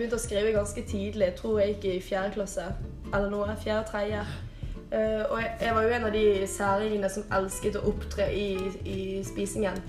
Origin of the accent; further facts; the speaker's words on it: Bergen, Vestland, Norway; Jeg er fra Bergen